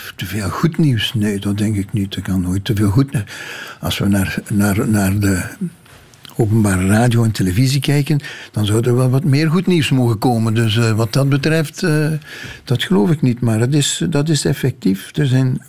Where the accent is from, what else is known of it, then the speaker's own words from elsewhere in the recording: Limburg, Flanders, Belgium; dat ik uit Limburg kom